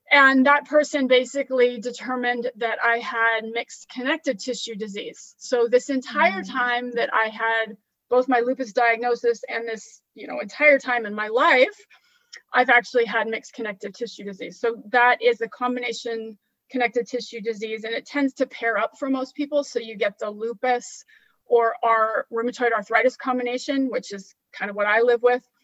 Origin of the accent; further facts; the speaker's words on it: California, United States; also born or lived in Washington; now in Florida, United States; I grew up in California and I lived in Washington state like you for some time and now I'm in Florida.